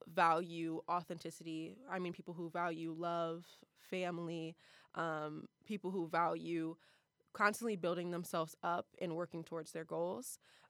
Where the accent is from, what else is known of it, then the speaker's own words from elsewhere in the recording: Columbus, Ohio, United States; I'm from the best city in Ohio, the 614.